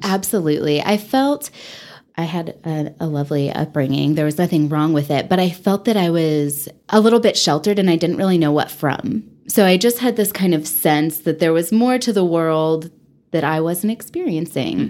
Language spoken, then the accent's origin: English; Texas, United States; also born or lived in Dallas–Fort Worth Metroplex, Texas / Taos, New Mexico; now in Amarillo, United States; I am from Texas